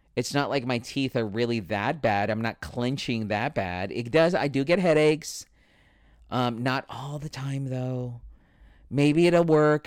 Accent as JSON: {"language": "English", "town": "Spring Valley", "region": "California", "country": "United States", "tie": "born or raised there", "said": "Where I grew up in Spring Valley was the ghetto side"}